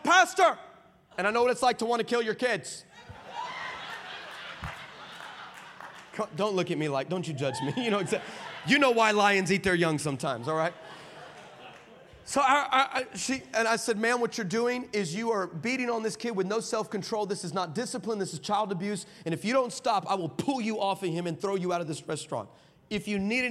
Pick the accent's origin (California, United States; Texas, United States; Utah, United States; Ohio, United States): Texas, United States; El Paso; I'm from El Paso